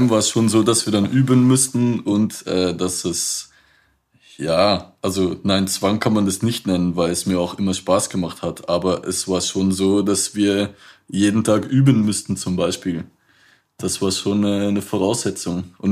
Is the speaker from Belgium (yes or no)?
yes; Belgium; accent: Flemish; German is a second language; moved away; also born or lived in Liège; Ähm, ich komme eigentlich äh, ursprünglich aus Belgien, das heißt mit dem Akzent könnte man das vielleicht auch flämisch nennen, äh, was man da hört, wenn ich Deutsch rede.